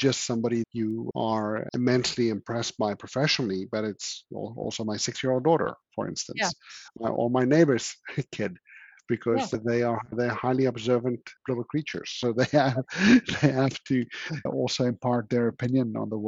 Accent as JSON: {"language": "English", "country": "South Africa", "said": "being South African"}